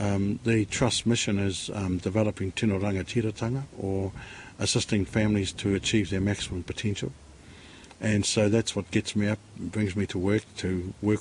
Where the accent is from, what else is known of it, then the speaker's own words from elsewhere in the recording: Auckland, New Zealand; I was born in West Auckland